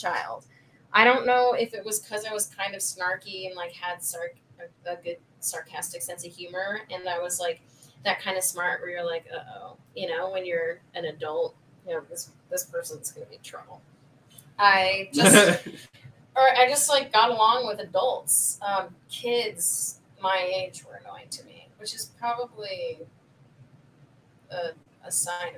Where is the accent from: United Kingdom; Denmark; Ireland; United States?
United States; Chicago, Illinois; I'm from Chicago